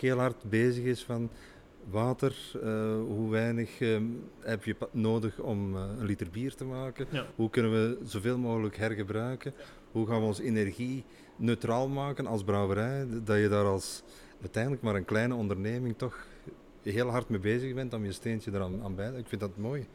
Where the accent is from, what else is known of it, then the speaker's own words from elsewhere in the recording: Belgium; Wij zijn uh, als Belgen